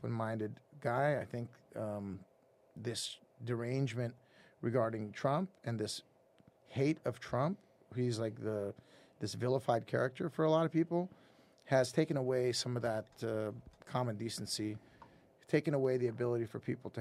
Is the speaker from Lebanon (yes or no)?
yes; Lebanon; now in United States; I was born in Lebanon mm-hmm. during a civil war, and we had to leave Lebanon for obvious reasons